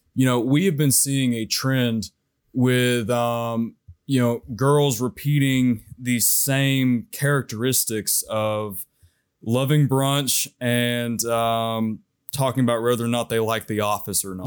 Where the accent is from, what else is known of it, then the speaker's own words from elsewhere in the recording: Knoxville, Tennessee, United States; my hometown here